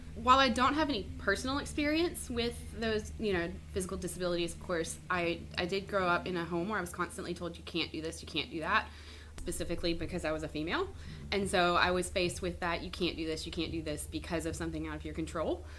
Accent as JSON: {"language": "English", "region": "Mississippi", "country": "United States", "tie": "born or raised there", "moved": "as an adult", "lives_now": "Charleston, United States", "said": "I am born and raised in Mississippi"}